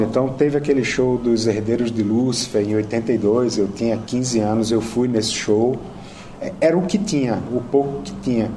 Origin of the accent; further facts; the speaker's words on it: Brazil; Eu sou do Brasil